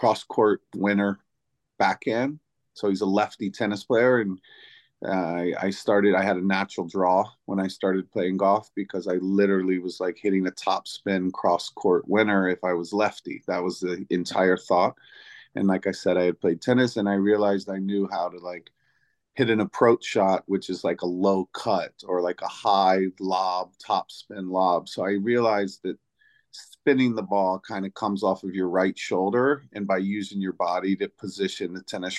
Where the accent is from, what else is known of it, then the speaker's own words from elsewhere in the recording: Virginia Beach, Virginia, United States; also born or lived in New York City / Atlanta; now in Los Angeles, United States; I grew up in Virginia Beach, Virginia